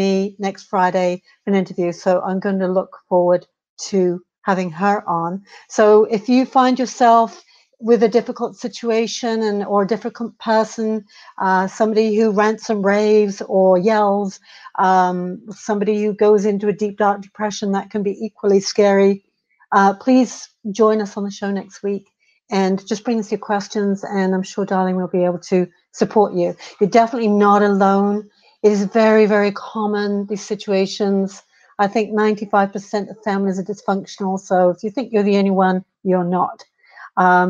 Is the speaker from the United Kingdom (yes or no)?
yes; United Kingdom; being a Brit